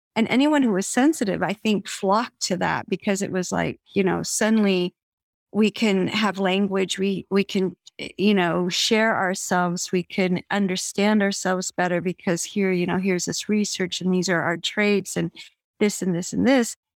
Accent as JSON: {"language": "English", "town": "Evergreen", "region": "Colorado", "country": "United States", "tie": "born or raised there", "said": "I grew up in Evergreen, Colorado, eh, which is a small mountain town west of Denver"}